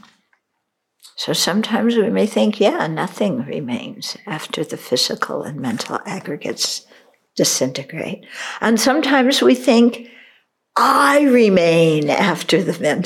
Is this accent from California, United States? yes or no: yes; California, United States; moved away; also born or lived in Chicago, Illinois; I'm a California girl. I wasn't born in New Jersey. Well, I was born in Chicago